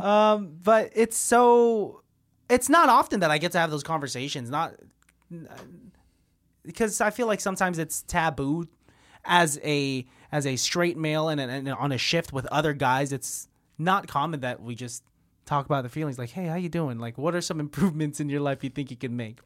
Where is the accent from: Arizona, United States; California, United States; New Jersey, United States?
California, United States; Martinez; I'm from Martinez